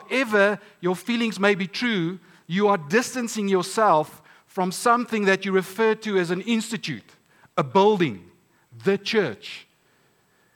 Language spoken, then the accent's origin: English; Stellenbosch, Western Cape, South Africa; I'm from Stellenbosch